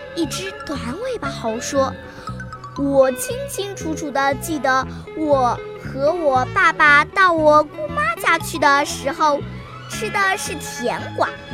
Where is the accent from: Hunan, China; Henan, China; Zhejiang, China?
Hunan, China; Xupu; 今年七岁了，我来自湖南筱浦，我是生动传媒抒情老师的学生